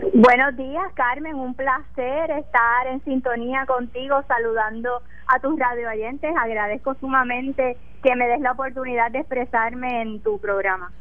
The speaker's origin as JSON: {"language": "Spanish", "country": "Puerto Rico", "said": "yo amo mi pueblo y estoy muy orgullosa de los puertorriqueños"}